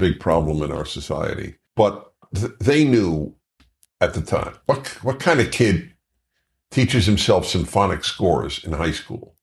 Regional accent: New York City, New York, United States; Marine Park, Flatbush

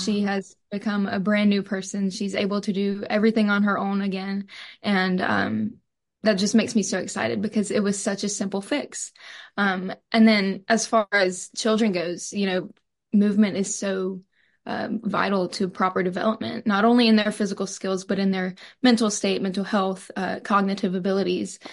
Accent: Purvis, Mississippi, United States; I'm from Purvis, Mississippi

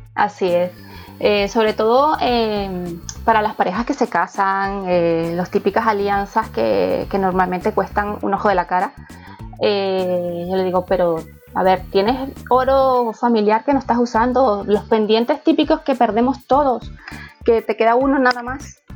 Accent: Venezuela; accent: Venezuelan; now in Madrid, Spain; mi acento es latino, mi acento es venezolano

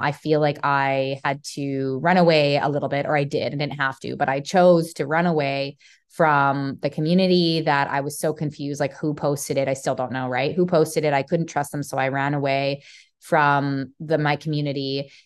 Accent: Calgary, Alberta, Canada; moved away as an adult; now in Texas, United States; I came from Calgary, Alberta, you know, which has that country-esque root within it. And now I'm in Texas

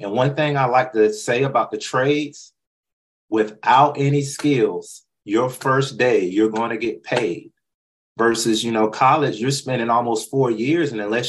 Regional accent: North Carolina, United States; And I love North Carolina. That's where I was born and raised.

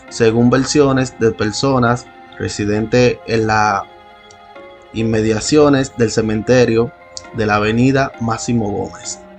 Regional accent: Santo Domingo, Distrito Nacional, Dominican Republic; una historia que se ha venido narrando en mi país y de la ciudad que soy. República Dominicana, la ciudad de Santo Domingo.

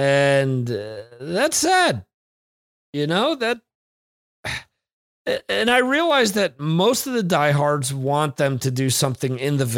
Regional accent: Northeast, United States; I'm from the Northeast, man. It gets colder there, gets hotter there.

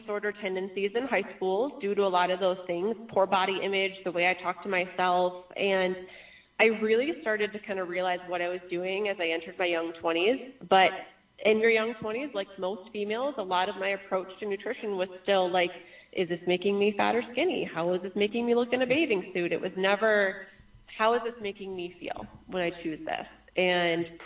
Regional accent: Michigan, United States; I grew up in Michigan.

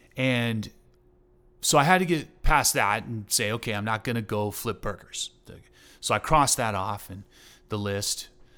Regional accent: Texas, United States; I was raised in Southeast Texas, and so, playing football and fishing and hunting and, you know, running around pickup trucks, getting into trouble.

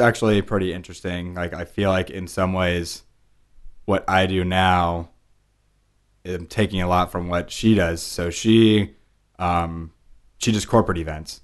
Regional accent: Pleasanton, California, United States; moved away; also born or lived in New York; My sisters and I were born and raised in a town called Pleasanton

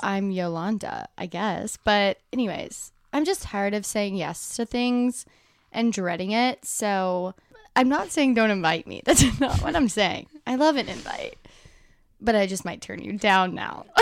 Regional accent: Alabama, United States; I am from Alabama, and I went to the University of Alabama, so obviously so many people from, like, my hometown, everyone goes there.

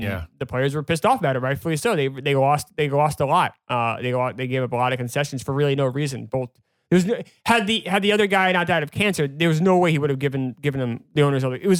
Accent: New Hampshire, United States; now in New York, United States; growing up in New Hampshire

